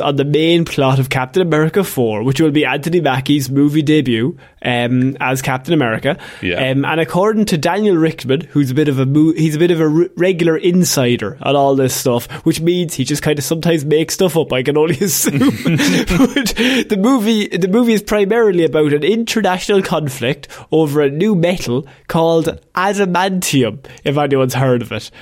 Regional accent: Ireland; as Irish people

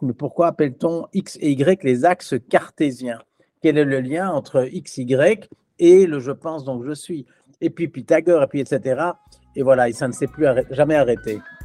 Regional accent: Belgium; je suis belge

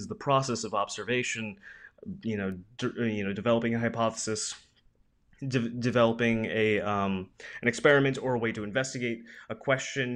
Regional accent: Pensacola, Florida, United States; This is my hometown university

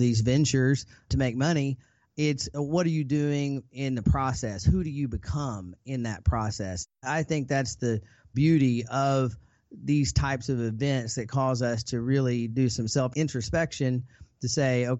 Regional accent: Arkansas, United States; I grew up in Arkansas to a single mom.

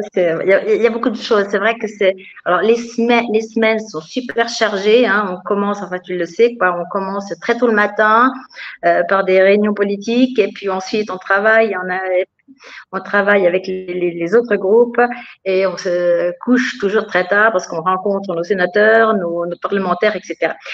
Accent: France; now in Bavaria, Germany

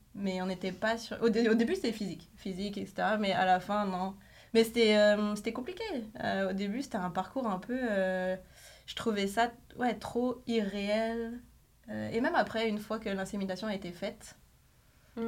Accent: France; moved away as an adult; now in Quebec, Canada; je venais de France, enfin je viens de France

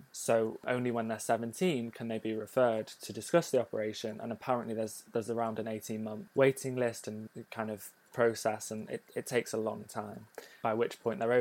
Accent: North Wales, United Kingdom; moved away; I grew up in North Wales in a smaller town

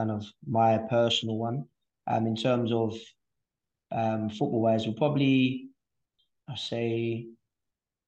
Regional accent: London, United Kingdom; growing up in East London

